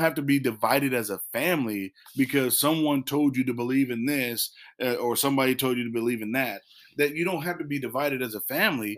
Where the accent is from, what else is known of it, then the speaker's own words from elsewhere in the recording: Illinois, United States; now in North Carolina, United States; we did that as a family, and we used to do that back in, in Illinois